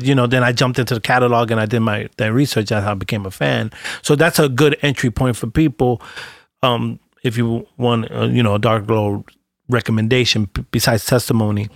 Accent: New York City, New York, United States; I'm a cat from Brooklyn

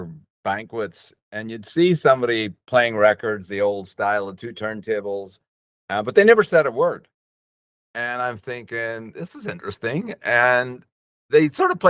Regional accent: Northern Ireland, United Kingdom; I was born and raised in Northern Ireland.

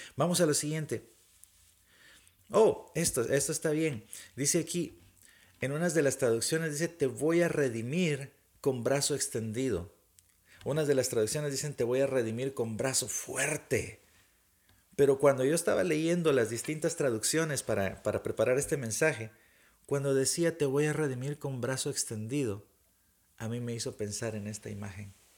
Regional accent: Guatemala; cuando estaba pequeño, tendría unos ocho años tal vez, eh, en Guatemala

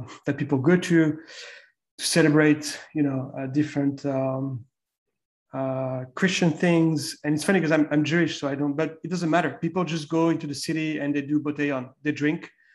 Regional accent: France; moved away; also born or lived in Las Palmas de Gran Canaria, Spain; I grew up in France back in the day.

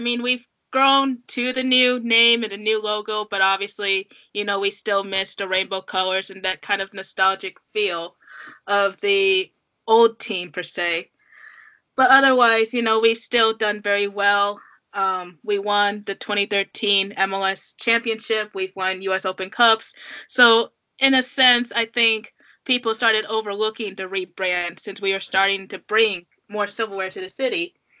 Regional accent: Kansas City, United States; I'm originally from Kansas City, so naturally I grew up with the Kansas City Wiz

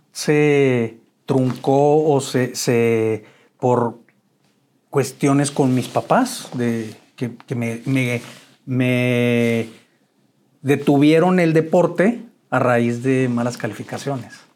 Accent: Chihuahua, Mexico; moved away as an adult; Yo soy originario de Chihuahua. Eh, nací un 5 de noviembre de 1970, ya 52 años. Este, y siempre viví, bueno, hasta el 87 viví en Chihuahua

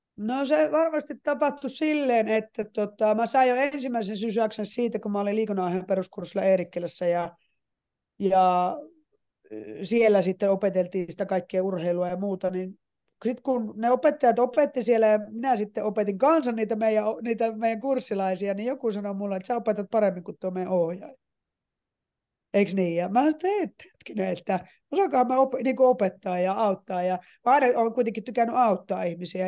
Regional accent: Finland; moved away as an adult; also born or lived in United States; mä tulin Suomeen

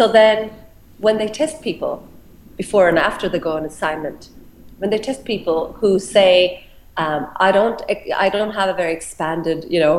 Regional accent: Australia; And this is what I struggled with as an Australian who is not like many others.

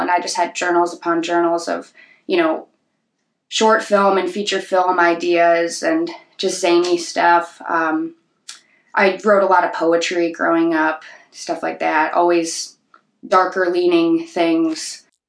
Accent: Sleepy Hollow, Illinois, United States; growing up in Sleepy Hollow

